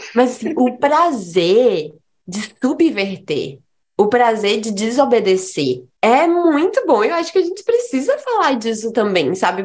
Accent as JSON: {"language": "Portuguese", "town": "Fortaleza", "region": "Ceará", "country": "Brazil", "also_born_or_lived": "Juazeiro do Norte", "said": "Eu sou de Fortaleza, mas quando os meus pais se separaram, eu fui pro interior."}